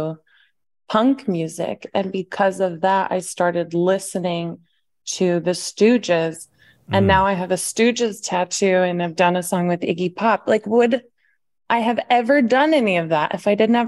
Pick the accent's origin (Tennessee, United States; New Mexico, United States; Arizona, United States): Tennessee, United States; Nashville; also born or lived in the Valley (San Fernando Valley, California); I went to school in Nashville. I was born in the Valley. And my mom was like a single mom, made music. And we moved to Nashville.